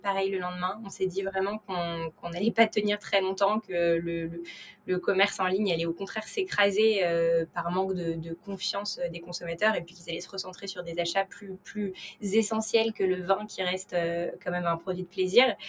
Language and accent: French; Paris, Île-de-France, France; j'ai 28 ans et je suis née à Paris